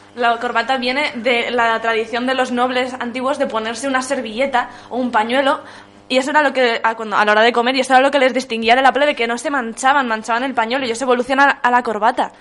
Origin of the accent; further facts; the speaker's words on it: Madrid, Community of Madrid, Spain; Yo como buena madrileña